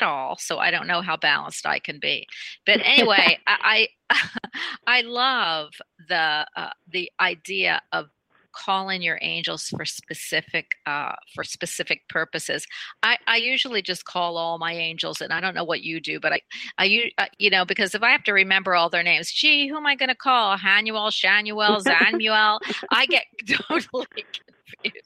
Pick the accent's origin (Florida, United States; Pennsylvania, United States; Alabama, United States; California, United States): Pennsylvania, United States; Philadelphia; I'm born in the north too, right? Because I'm from Philadelphia.